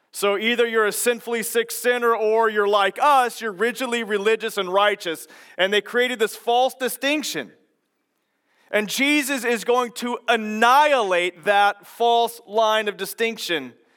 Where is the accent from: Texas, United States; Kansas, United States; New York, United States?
Kansas, United States; McPherson; moved away; I grew up in a small town in central Kansas, and, uh, there's McPherson